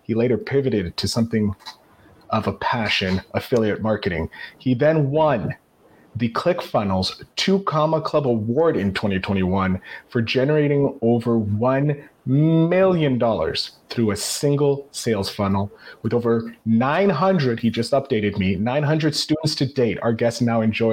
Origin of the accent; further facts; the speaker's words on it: Canada; I'm Canadian